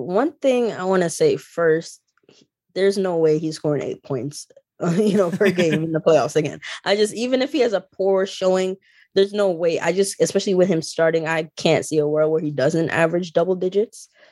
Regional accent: Jamaica; I grew up in Jamaica

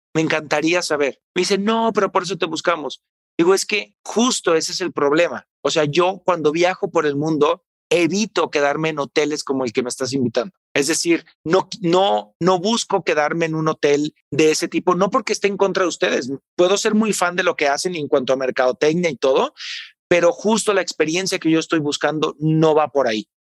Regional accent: Tepatitlán, Jalisco, Mexico; mi pueblo, que es Tepatitlán, Jalisco

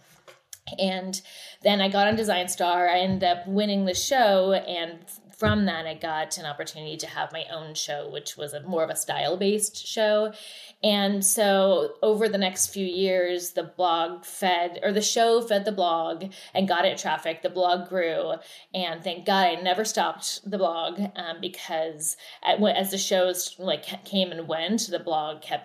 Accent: Oregon, United States; moved away as an adult; also born or lived in New York / Los Angeles; born and raised in Oregon, moved to New York after school

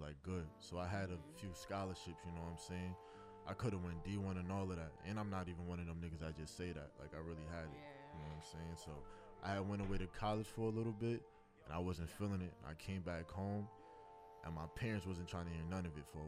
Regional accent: New York City, New York, United States; growing up in Brooklyn

